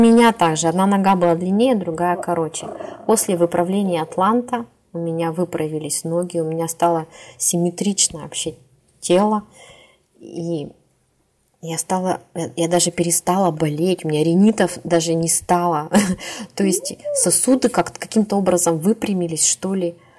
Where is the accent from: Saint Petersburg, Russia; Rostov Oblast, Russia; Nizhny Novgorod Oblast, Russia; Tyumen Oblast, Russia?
Tyumen Oblast, Russia; Tyumen; в Тюмень, это город, где я живу, кстати, я коренная тюменка